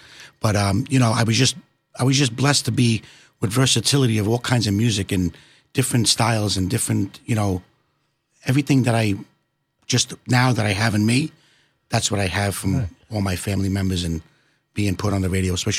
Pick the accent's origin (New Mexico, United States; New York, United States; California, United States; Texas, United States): New York, United States; New York City; moved away as an adult; also born or lived in Manhattan, New York; now in Pennsylvania, United States; I was born in Manhattan, New York, and I was raised in Bensonhurst, Brooklyn. Did a couple of states here and there, but now I wind up in Pennsylvania with my beautiful wife and my wonderful family